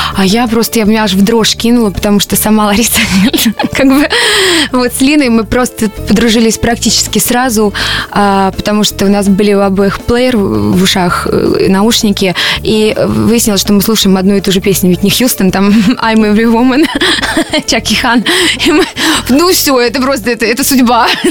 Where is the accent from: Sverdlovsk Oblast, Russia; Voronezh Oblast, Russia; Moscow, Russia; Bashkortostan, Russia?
Voronezh Oblast, Russia; Voronezh; в городе, где я родилась, в Воронеже